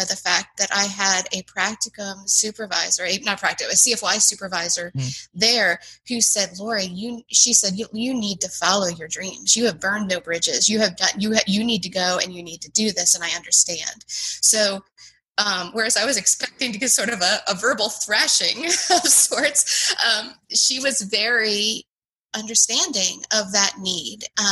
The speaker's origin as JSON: {"language": "English", "town": "Gettysburg", "region": "Pennsylvania", "country": "United States", "tie": "born or raised there", "also_born_or_lived": "South Carolina", "moved": "as an adult", "lives_now": "Charlottesville, United States", "said": "I grew up in Gettysburg, Pennsylvania"}